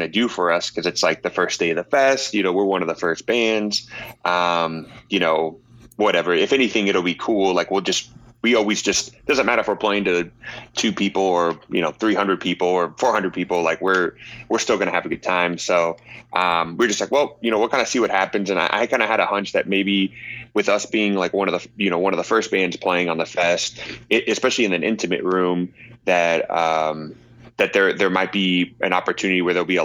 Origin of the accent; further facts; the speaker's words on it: Kansas City, Missouri, United States; I am from Kansas City, Missouri